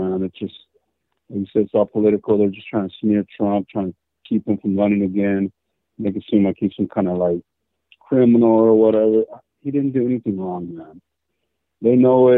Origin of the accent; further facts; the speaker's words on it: Texas, United States; I'm from Texas